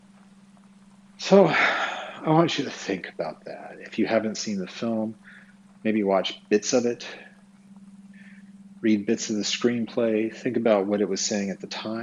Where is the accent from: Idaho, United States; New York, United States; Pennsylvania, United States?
Idaho, United States; Twin Falls; I was born on April 15th, 1974, in Twin Falls, Idaho